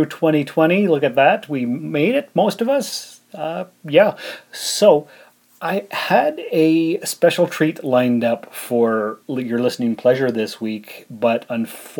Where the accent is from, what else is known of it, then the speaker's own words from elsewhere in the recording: Canada; as a Canadian